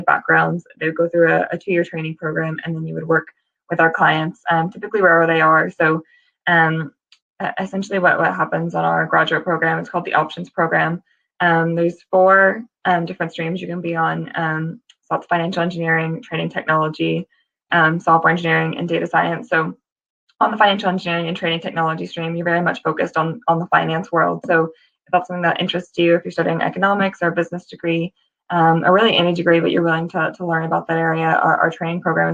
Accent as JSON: {"language": "English", "country": "United States", "moved": "as an adult", "lives_now": "United Kingdom", "said": "if you can tell from my accent, I'm from the States originally"}